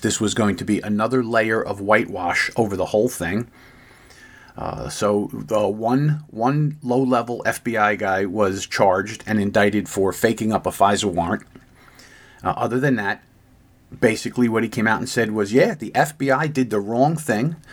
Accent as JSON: {"language": "English", "country": "United States", "said": "as an American who has lived most of my life."}